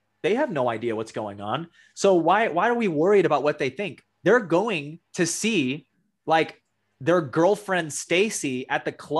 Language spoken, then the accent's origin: English; Canada; I'm speaking to you as an American, but I'm talking to you as a Canadian.